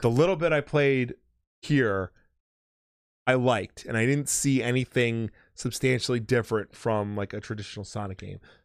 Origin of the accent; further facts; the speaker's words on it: United States; as an American